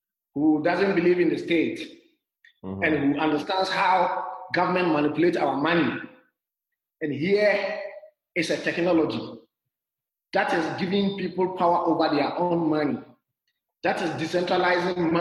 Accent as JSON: {"language": "English", "country": "Ghana", "also_born_or_lived": "Zimbabwe", "moved": "as an adult", "lives_now": "Rwanda", "said": "I'm originally from Ghana, but since 2016, November, I've been traveling"}